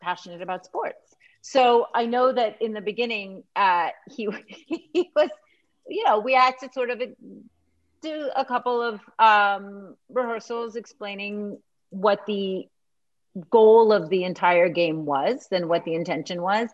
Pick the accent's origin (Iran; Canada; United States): Canada; I grew up in Canada